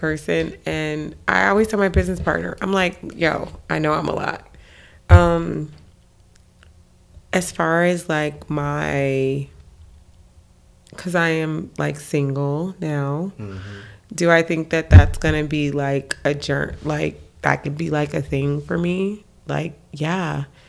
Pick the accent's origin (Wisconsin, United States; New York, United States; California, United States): California, United States; Los Angeles; Compton was a come up. I grew up in Watts, Imperial Court.